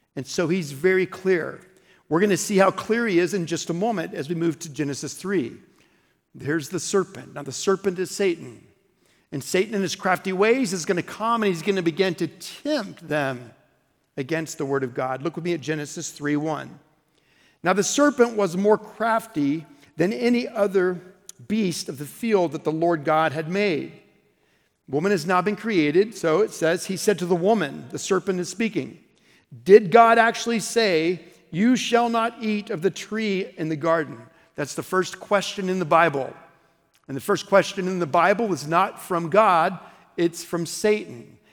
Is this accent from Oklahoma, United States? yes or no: yes; Oklahoma, United States; I'm from Oklahoma